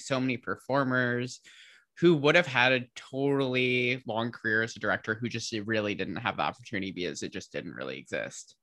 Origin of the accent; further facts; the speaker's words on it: Midwest, United States; I'm from the Midwest